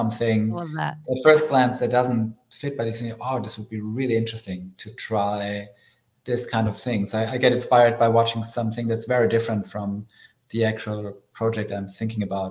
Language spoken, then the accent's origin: English; Germany; moved away as an adult; now in United States; I grew up in Germany in Europe